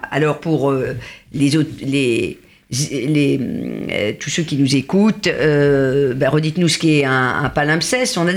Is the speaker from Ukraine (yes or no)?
no; South-West, France; même si je suis originaire du Sud-Ouest.